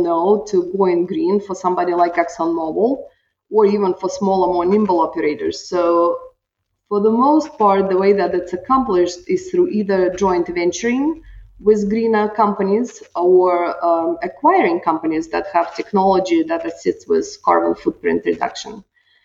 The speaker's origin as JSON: {"language": "English", "country": "Russia", "also_born_or_lived": "Utah, United States", "moved": "as an adult", "lives_now": "Houston, United States", "said": "I am originally from Russia, and I came here in 97, went to law school"}